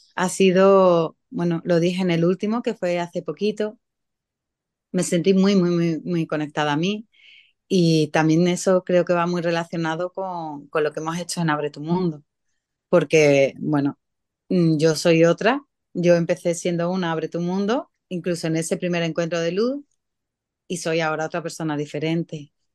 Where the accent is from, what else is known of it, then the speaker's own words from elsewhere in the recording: San Pedro Alcántara, Andalusia, Spain; San Pedro, que es de donde yo soy.